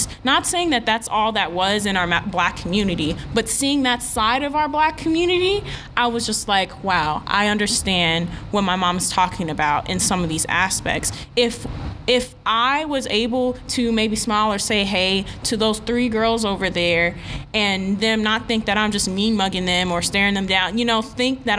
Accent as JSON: {"language": "English", "region": "New York", "country": "United States", "moved": "as an adult", "lives_now": "Texas, United States", "said": "I'm from New York"}